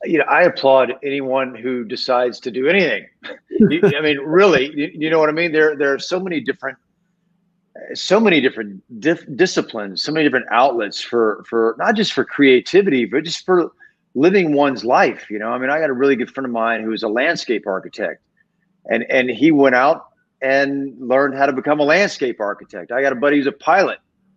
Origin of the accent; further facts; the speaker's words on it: Georgia, United States; moved away as an adult; now in Los Angeles, United States; Well, I was 19 when I came to LA from Georgia, and so you know, I'm 49 now, so I've been out here for 30 years.